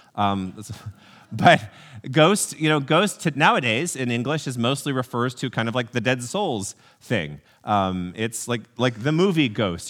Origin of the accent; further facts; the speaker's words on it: College Station, Texas, United States; I grew up in College Station, Texas